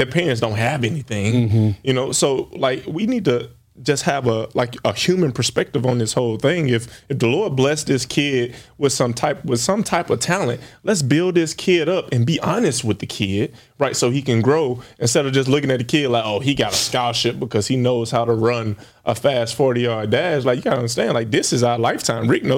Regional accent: Alabama, United States; moved away as an adult; also born or lived in Tallahassee, Florida; I'm an Alabama kid.

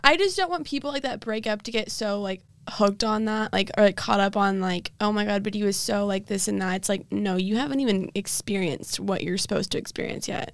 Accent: Dallas, Texas, United States; Dallas, my hometown

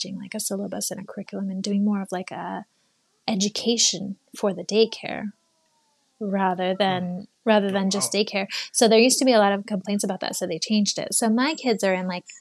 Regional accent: United States; moved away as an adult; now in Japan; I grew up in the States

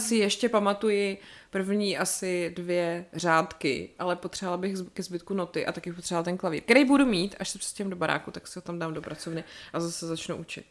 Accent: České Budějovice, South Bohemian Region, Czechia; já jsem selka, vole, z Budějic

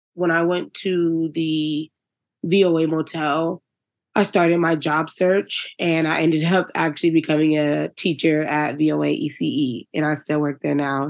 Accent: Virginia, United States; now in Denver, United States; I'm from Virginia.

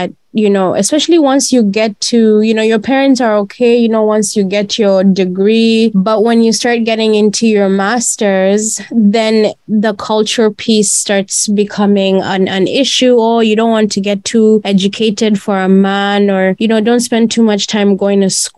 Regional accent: Uganda; growing up in Uganda, my parents were always like, you know, you have to behave proper.

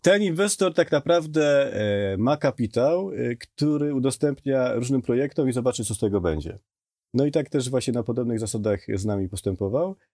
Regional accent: Podkarpacie, Subcarpathian Voivodeship, Poland; moved away as an adult; Jestem z Podkarpacia dosłownie, mieszkałem pod lasem

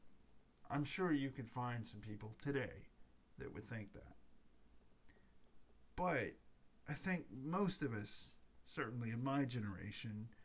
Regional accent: United States; I'm an American

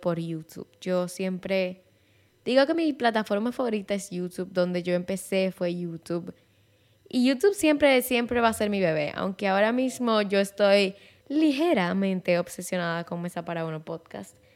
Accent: Santiago de los Caballeros, Santiago, Dominican Republic; first language Spanish; yo soy dominicana de Santiago de los Caballeros

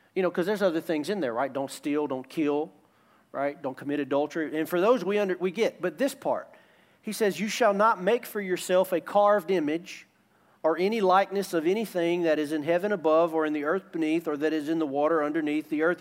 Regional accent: United States

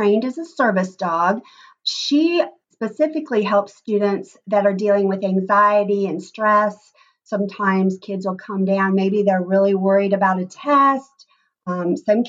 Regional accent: Columbus, Indiana, United States; I grew up in Columbus, Indiana

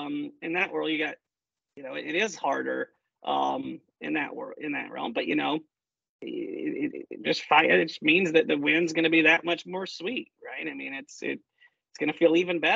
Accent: Columbia, South Carolina, United States; from the heartbeat of technology innovation, you know, Columbia, South Carolina

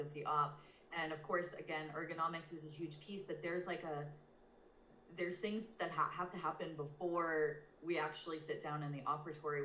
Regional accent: outside of Boston, Massachusetts, United States; born or raised there; also born or lived in Portland, Maine

